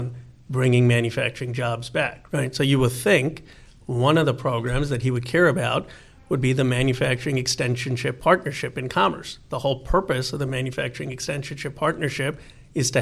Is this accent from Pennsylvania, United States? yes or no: yes; Bucks County, Pennsylvania, United States; moved away as an adult; also born or lived in Philadelphia / Chicago; now in Bay Area, United States; I was born in Philadelphia and grew up in Bucks County, Pennsylvania